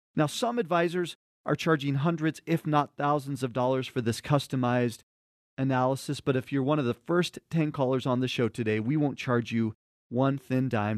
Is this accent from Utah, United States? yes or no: yes; Cottonwood Heights, Utah, United States; born or raised there